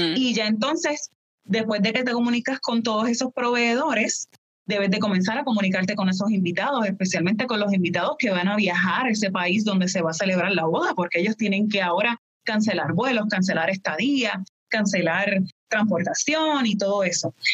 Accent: Puerto Rico; moved away as an adult; yo soy de Puerto Rico. Ya luego me mudo para acá

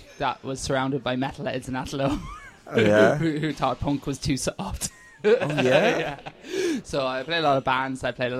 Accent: Athlone, Leinster, Ireland; I grew up in Athlone.

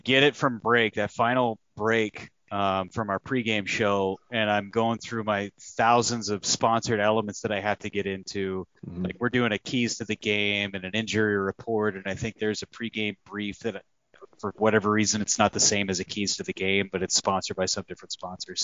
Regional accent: California, United States; moved away; I grew up in California.

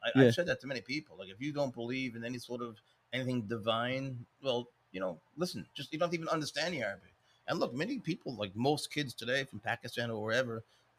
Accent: Spain; moved away; That's what I came up in Spain.

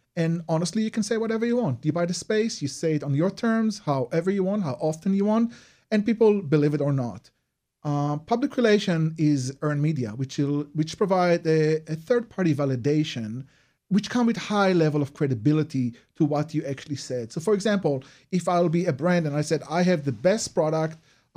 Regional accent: Israel; moved away; you notice my accent. So I'm originally from Israel.

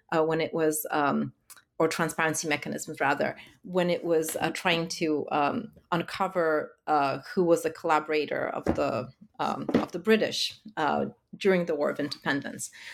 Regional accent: Warsaw, Masovian Voivodeship, Poland; growing up in Warsaw of the nineties.

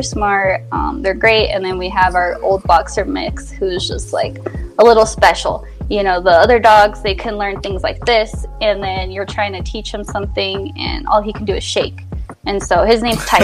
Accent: El Paso, Texas, United States; also born or lived in New Mexico; now in Colorado, United States; I'm from El Paso, Texas. So I'm from the border town

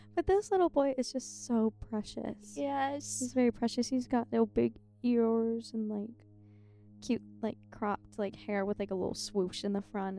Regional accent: Ohio, United States; moved away as an adult; now in Tennessee, United States; I'm from Ohio, actually, in real life.

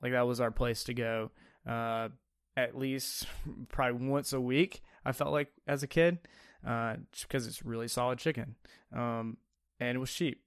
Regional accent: Mobile, Alabama, United States; I grew up in Mobile, Alabama

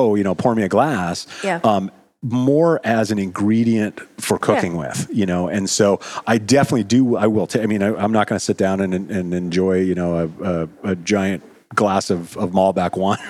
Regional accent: Montana, United States; I grew up in Montana in the United States on pasties

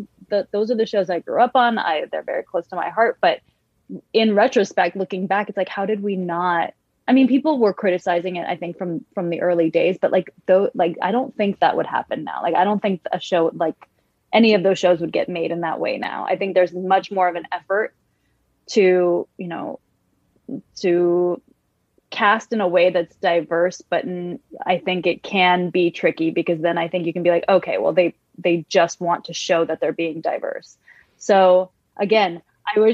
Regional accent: San Francisco, California, United States; I grew up in San Francisco in a very diverse community

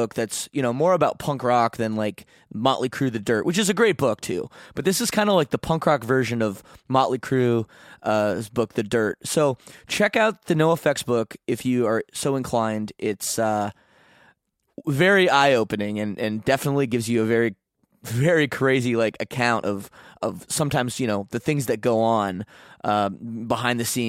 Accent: Canada; I'm Canadian.

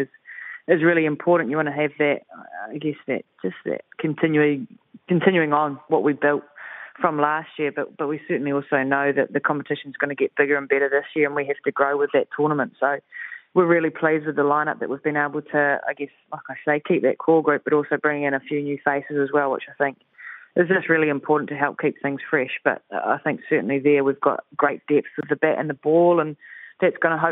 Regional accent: New Zealand; us Kiwis

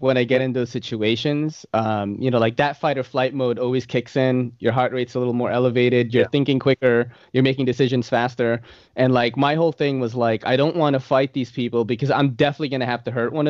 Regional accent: New York City, New York, United States; in the late 90s, like, I was that kid because if you're growing up in New York City as an Asian kid

